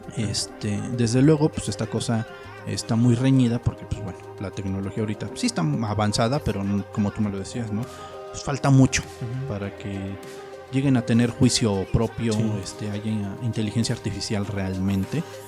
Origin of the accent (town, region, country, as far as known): Mexico